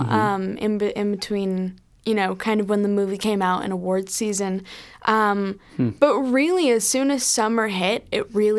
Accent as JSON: {"language": "English", "region": "California", "country": "United States", "tie": "born or raised there", "also_born_or_lived": "Rockland County, New York", "said": "Yes, SoCal for life."}